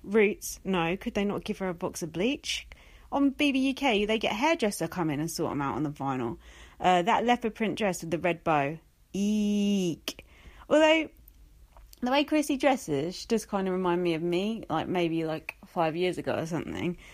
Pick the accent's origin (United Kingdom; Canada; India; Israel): United Kingdom; England; being English